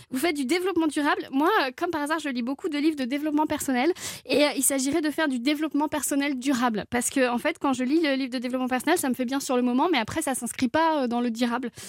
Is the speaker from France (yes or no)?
yes; Le Conquet, Brittany, France; born or raised there